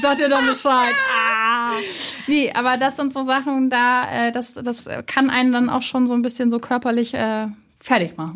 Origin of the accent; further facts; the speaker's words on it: Hamburg, Germany; ich komme ja auch aus Hamburg